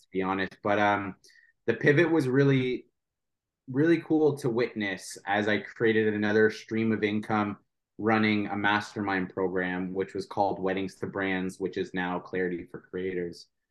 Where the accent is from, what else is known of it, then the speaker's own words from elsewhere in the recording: St. Catharines, Ontario, Canada; I'm from St. Catharines